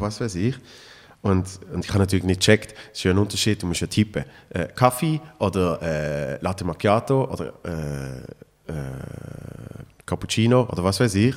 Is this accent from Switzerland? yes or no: yes; Switzerland; bei uns in der Schweiz